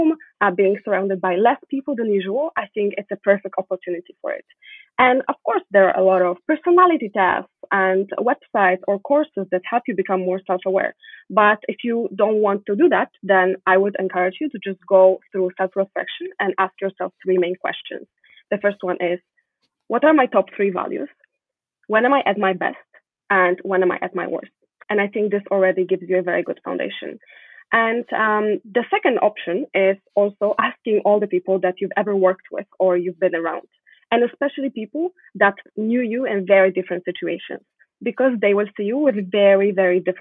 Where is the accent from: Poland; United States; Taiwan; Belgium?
Poland; moved away as an adult; now in Montreal, Canada; I was born in Poland, but the most important part of my upbringing were my parents